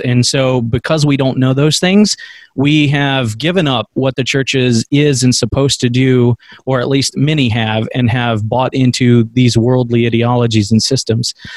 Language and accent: English; United States; as American Christians